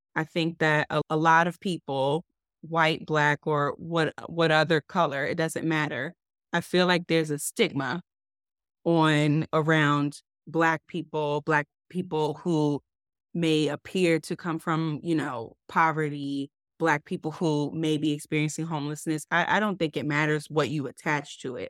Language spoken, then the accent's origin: English; Baltimore, Maryland, United States; moved away; I grew up in Baltimore, and I was still living in Baltimore around the time of Freddie Gray